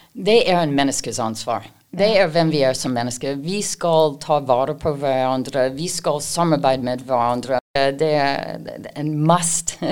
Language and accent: Norwegian; Canada; Norwegian is a second language; now in Norway; jeg kommer opprinnelig fra Canada